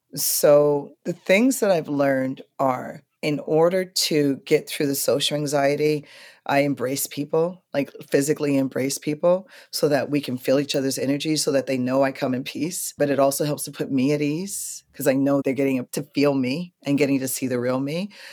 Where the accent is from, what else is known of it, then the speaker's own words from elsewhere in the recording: New York, United States; as a New Yorker